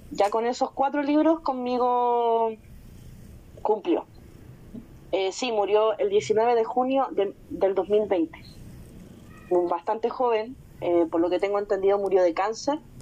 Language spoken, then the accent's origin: Spanish; Chile; acá me voy a poner como chilena